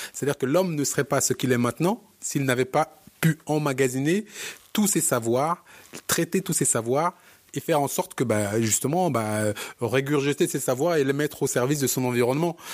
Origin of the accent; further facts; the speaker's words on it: Cameroon; me nommer Camerounais puisque je viens de cet endroit-là